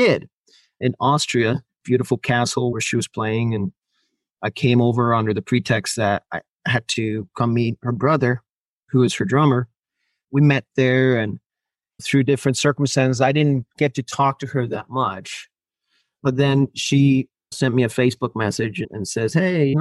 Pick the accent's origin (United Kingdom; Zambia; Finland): Finland; first language Finnish; English is a second language; moved away as an adult; now in Los Angeles, United States; Finnish, which is my first language